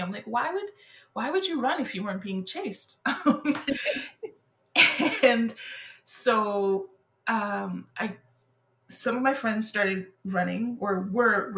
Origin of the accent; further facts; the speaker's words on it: Montreal, Quebec, Canada; first language French; English is a second language; moved away as an adult; now in Victoria, Canada; I grew up in Montreal, so I've always been a life, an island girl. I grew up on the island of Montreal